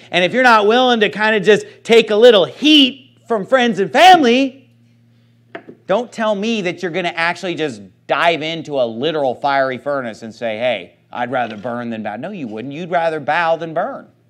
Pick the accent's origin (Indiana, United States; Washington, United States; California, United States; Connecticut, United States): California, United States; Sacramento; moved away; My hometown, I, I love Sacramento